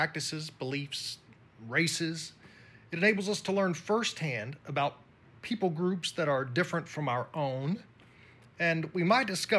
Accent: United States; I'm from the U.S., but because my skin was pale compared to theirs

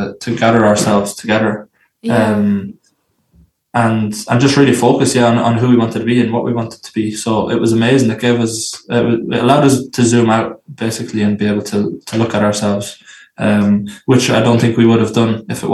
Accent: Athy, Leinster, Ireland; Originally from Ireland, originally from a place called Athy, a small town in a county called Kildare in Ireland

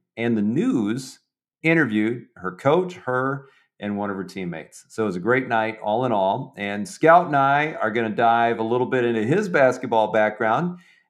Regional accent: Michigan, United States; I grew up in Michigan

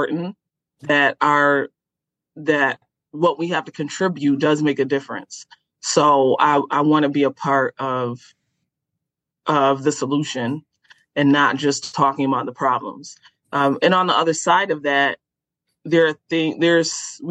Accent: Rochester, New York, United States; Rochester, New York, which is my hometown

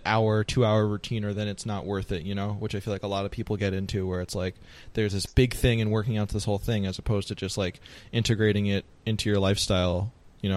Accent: New York area, United States; I'm from the New York area

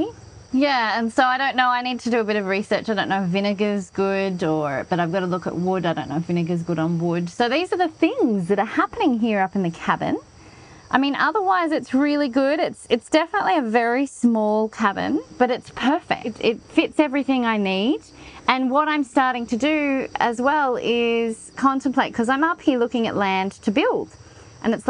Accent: Australia; moved away; also born or lived in Canberra, Australia; I grew up in Australia and part of my life I lived in a place called Canberra

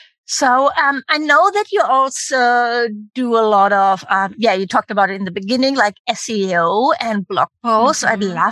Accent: Germany; I teach you how to build an online business. I'm from Germany and I'm 50 years old.

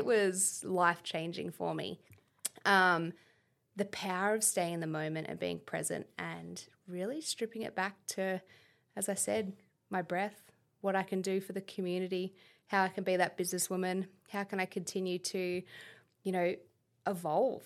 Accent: Canberra, Australian Capital Territory, Australia; moved away as an adult; also born or lived in United States; my upbringing here in Canberra, um, we grew up in Duffy, opposite the Pine Forest

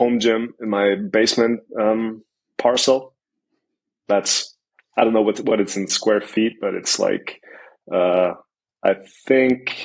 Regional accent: Mannheim, Baden-Württemberg, Germany; I'm 28. I'm from Mannheim, Germany

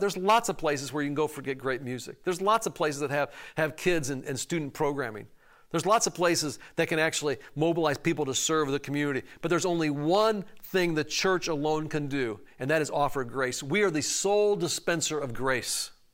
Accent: Chicago, Illinois, United States; I'm from Chicago

